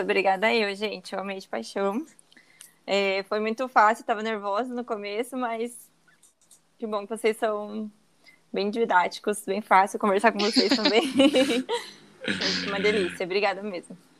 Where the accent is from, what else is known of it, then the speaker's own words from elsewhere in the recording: Campo Mourão, Paraná, Brazil; moved away as an adult; now in Brusque, Brazil; eu sou de Campo Mourão, mas agora atualmente eu tô morando em Brusque. É, em 2016 eu vim para Santa Catarina.